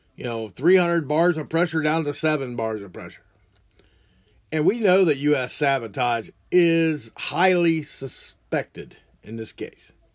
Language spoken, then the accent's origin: English; United States; as an American